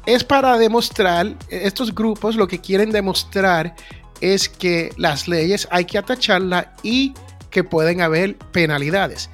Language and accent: Spanish; United States; aquí en los Estados Unidos hay lo que yo llamo la gran nación norteamericana donde yo nací